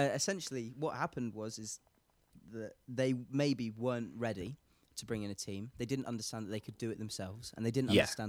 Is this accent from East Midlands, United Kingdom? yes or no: yes; Lincolnshire, East Midlands, United Kingdom; I grew up in Lincolnshire, like farmland.